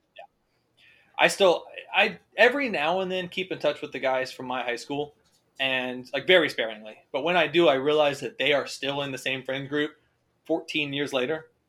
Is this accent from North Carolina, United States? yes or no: yes; Winston-Salem, North Carolina, United States; I was from Winston-Salem? You knew that that was my my birthright